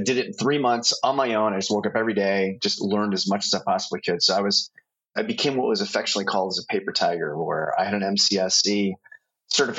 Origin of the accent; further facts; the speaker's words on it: Bay Area, California, United States; also born or lived in Oregon; I grew up in the Bay Area, so Silicon Valley kid